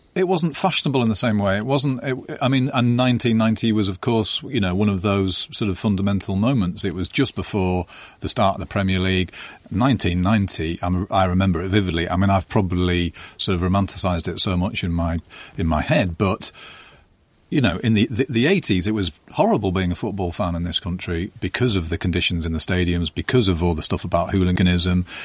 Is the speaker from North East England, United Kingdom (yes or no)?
yes; North East England, United Kingdom; I felt like I was from the Northeast